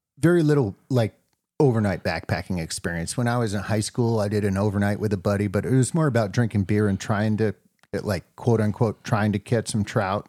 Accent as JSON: {"language": "English", "region": "New Hampshire", "country": "United States", "tie": "born or raised there", "moved": "yes", "lives_now": "Wisconsin, United States", "said": "I'm a Wisconsinite now, but I grew up in New Hampshire hiking the whites"}